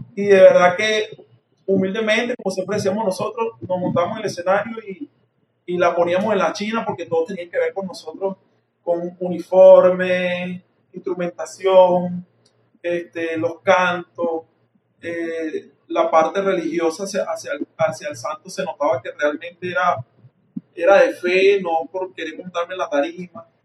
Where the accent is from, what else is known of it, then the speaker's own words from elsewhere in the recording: San Mateo, Aragua, Venezuela; also born or lived in La Victoria, Aragua; Me crié en el pueblo de San Mateo